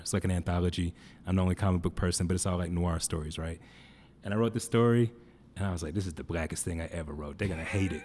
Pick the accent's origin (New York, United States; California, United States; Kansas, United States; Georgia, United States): Georgia, United States; Atlanta; now in Denver, United States; I come from Atlanta, which I didn't know any white people